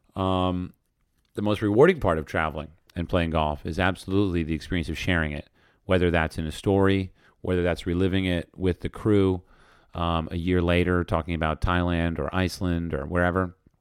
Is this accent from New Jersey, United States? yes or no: yes; New Jersey, United States; I grew up in New Jersey